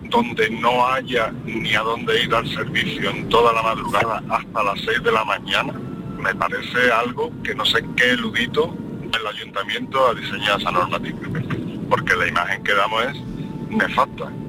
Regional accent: Seville, Andalusia, Spain; yo soy sevillano, a mí me gusta mi ciudad, me gusta mi Semana Santa

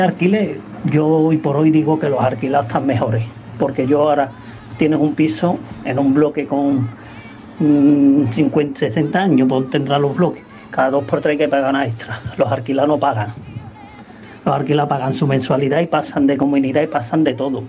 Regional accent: Seville, Andalusia, Spain; yo soy del Polígono San Pablo, yo de barrio no me cambio

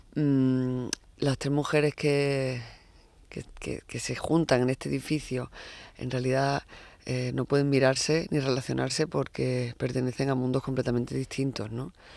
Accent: Huelva, Andalusia, Spain; now in Madrid, Spain; me he criado en Huelva, bueno, no solo me he criado, soy de Huelva

